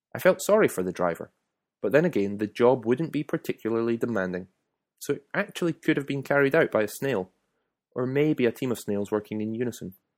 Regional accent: Scotland, United Kingdom; moved away as an adult; now in Italy; I was from Scotland

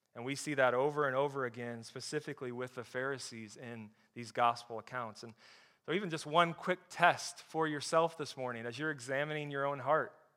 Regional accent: Flint, Michigan, United States; I grew up in Flint, Michigan

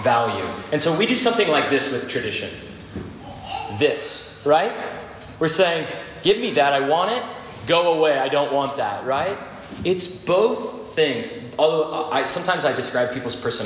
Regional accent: Phoenix, Arizona, United States; I grew up in Phoenix

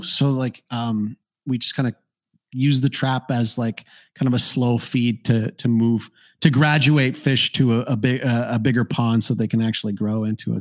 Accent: Canada; moved away as an adult; now in Paraguay; I'm Canadian

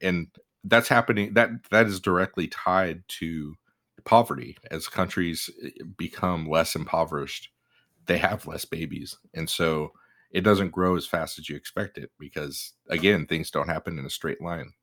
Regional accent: United States; we're American. We live the U S

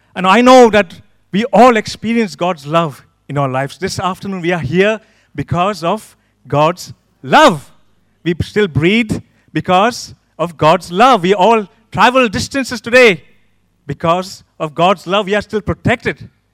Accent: Pune, Maharashtra, India; moved away as an adult; now in United Kingdom; I'm one of the pastors in this church. I come from a city called Pune

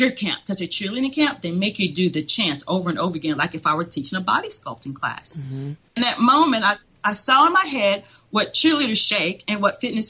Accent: Tennessee, United States; moved away as an adult; also born or lived in Atlanta, Georgia / Utah; now in Texas, United States; I went to school at Tennessee Chattanooga

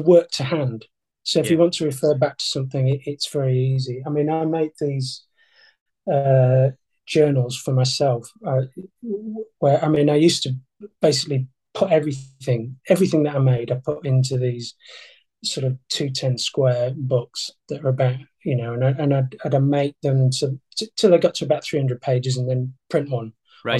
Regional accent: Yorkshire and the Humber, United Kingdom; I'm a Yorkshireman

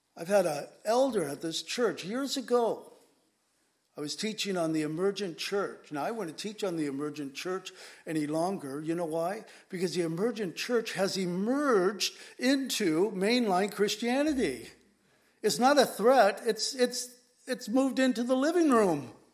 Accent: San Diego, California, United States; now in Whidbey Island, United States; I grew up in San Diego

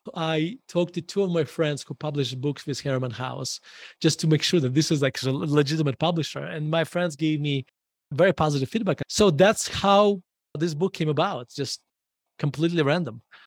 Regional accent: Murmansk, Murmansk Oblast, Russia; English is a second language; moved away as an adult; now in Denver, United States; I was born in Murmansk, Russia

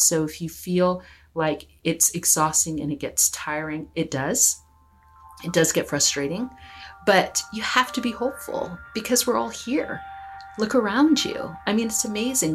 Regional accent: United States; now in Victoria, Canada; I'm from the United States

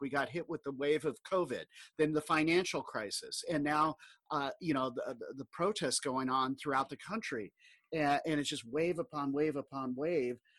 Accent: Southern California, United States; I grew up in Southern California

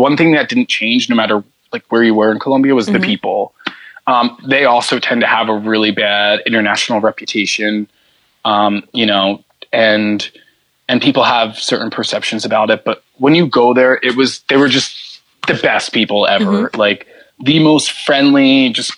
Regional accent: United States; guy from the US

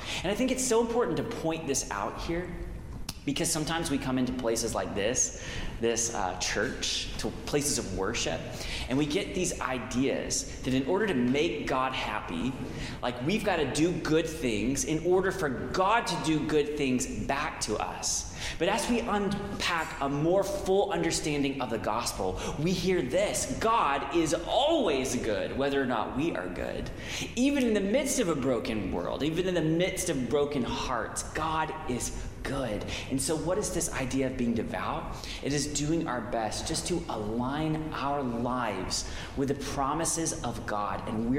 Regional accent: the South, United States; I was from the South

